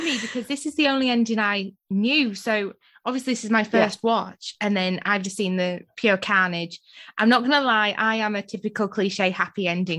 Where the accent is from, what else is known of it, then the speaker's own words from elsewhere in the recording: United Kingdom; I'm British